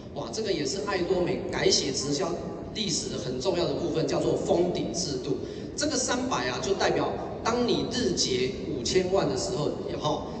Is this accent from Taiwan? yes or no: yes; Keelung, Taiwan; 我老家呢，在基隆，我爸妈他是经营一间小家具店的